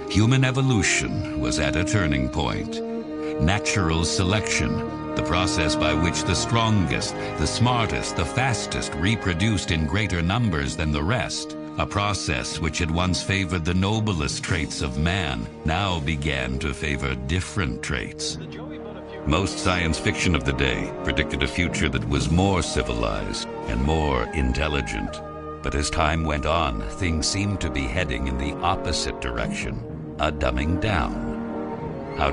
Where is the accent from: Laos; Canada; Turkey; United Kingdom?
Laos; now in United States; years, but uh, first come from Laos.